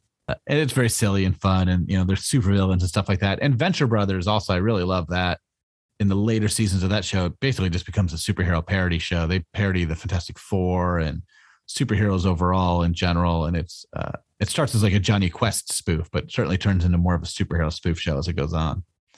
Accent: Vermont, United States; I grew up in town in Vermont next to the one Frank Miller grew up in.

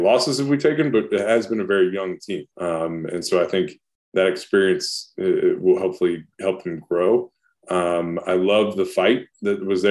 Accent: Ohio, United States; moved away as an adult; also born or lived in Long Island, New York; growing up in Ohio

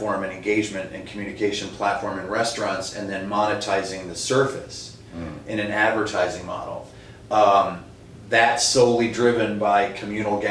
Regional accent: East Coast, United States; moved away as an adult; now in Minnesota, United States; I grew up on the East Coast.

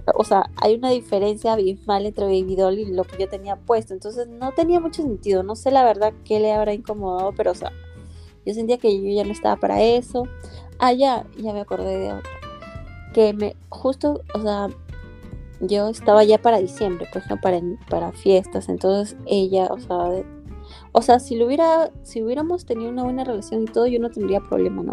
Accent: Peru; moved away as an adult; now in Maryland, United States; yo vengo de Perú, tengo actualmente 31 años

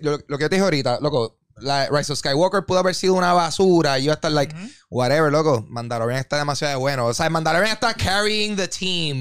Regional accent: Carolina, Puerto Rico; yo soy de Carolina

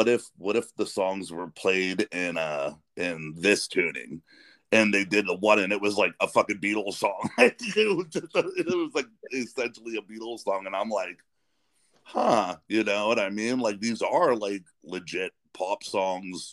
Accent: Western Pennsylvania, United States; now in Ohio, United States; I grew up in Western Pennsylvania, and I live closer to Youngstown now. I live over in Ohio

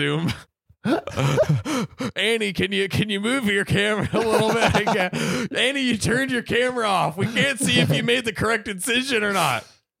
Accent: West Coast, United States; We're from the West Coast.

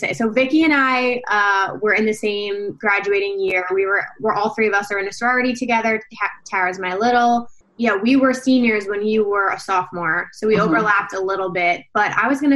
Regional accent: New Jersey, United States; we're also from New Jersey

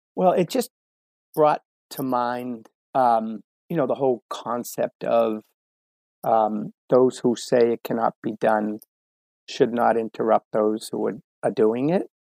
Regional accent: Medford, Massachusetts, United States; growing up in the Boston area, um, you know, it's very it's very sports minded, crazy part of the country

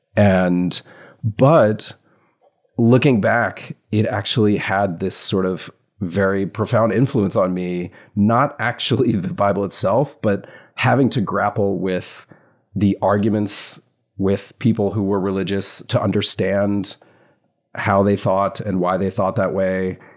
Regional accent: the South, United States; I grew up in the South

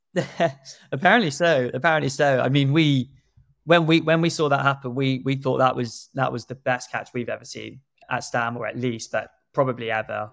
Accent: South Africa; moved away; my home country, South Africa

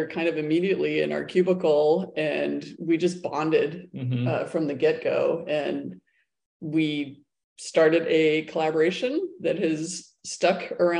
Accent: San Diego County, California, United States; We're both from Southern California. And I grew up in San Diego County.

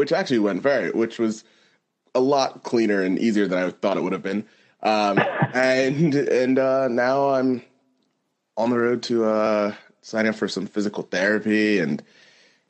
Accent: United States; I'm speaking to this as an American

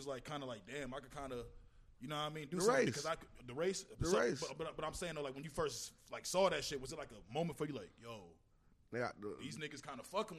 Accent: St. Paul, Minnesota, United States; From St. Paul.

